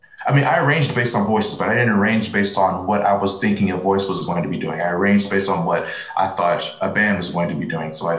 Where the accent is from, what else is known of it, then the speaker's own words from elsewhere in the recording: Kansas City, United States; I was from Kansas City